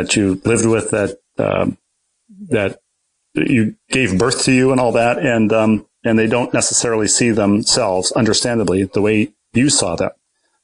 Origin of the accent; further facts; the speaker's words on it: Bloomington, Minnesota, United States; moved away as an adult; also born or lived in New York; Bloomington, Minnesota, where I grew up